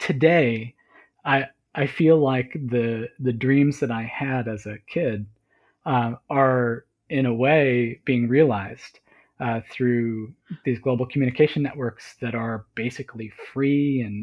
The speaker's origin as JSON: {"language": "English", "region": "northeast of the U.S.", "country": "United States", "tie": "born or raised there", "said": "never went very far from the northeast of the U.S."}